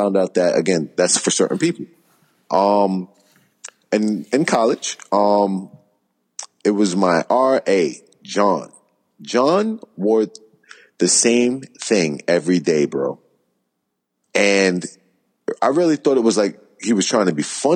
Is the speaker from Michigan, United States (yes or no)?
no; New York City, New York, United States; I'm from Queens, New York